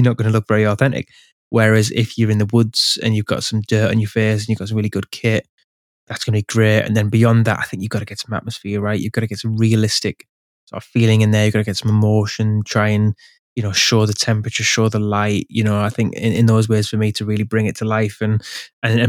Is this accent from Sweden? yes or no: no; England, United Kingdom; I'm from England